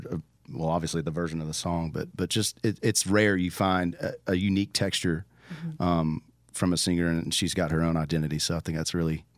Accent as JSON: {"language": "English", "region": "Tennessee", "country": "United States", "tie": "born or raised there", "said": "I grew up in Tennessee, and we vacationed. My family is from Florida, originally South Georgia."}